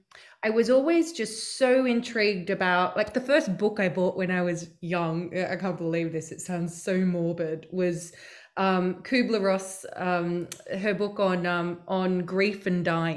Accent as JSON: {"language": "English", "country": "Australia", "tie": "born or raised there", "said": "I grew up in Australia in a not very spiritual family."}